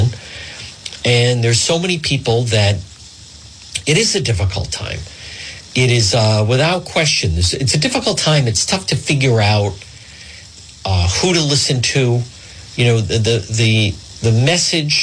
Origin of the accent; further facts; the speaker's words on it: Cranston, Rhode Island, United States; Not far from the Warwick Cranston line. Actually, very close to where I grew up on Ferncrest Avenue.